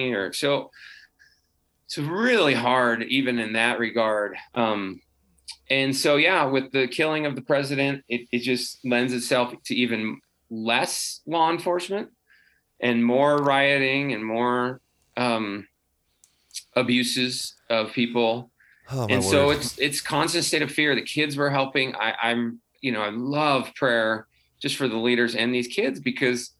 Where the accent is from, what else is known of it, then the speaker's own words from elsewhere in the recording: United States; as an American